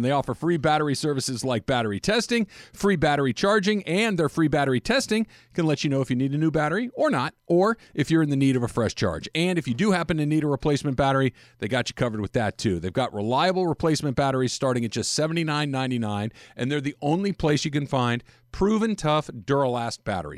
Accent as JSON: {"language": "English", "town": "Los Angeles", "region": "California", "country": "United States", "tie": "born or raised there", "said": "I grew up in Los Angeles"}